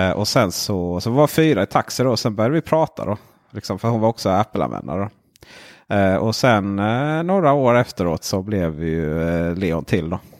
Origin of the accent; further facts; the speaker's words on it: Blekinge, Sweden; moved away; also born or lived in Växjö; jag kom ju från Blekinge